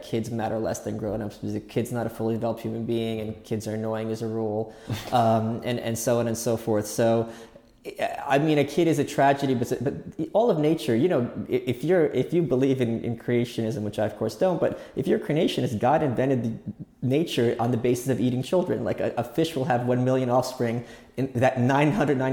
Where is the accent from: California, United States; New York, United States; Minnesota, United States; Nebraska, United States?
New York, United States; being a New Yorker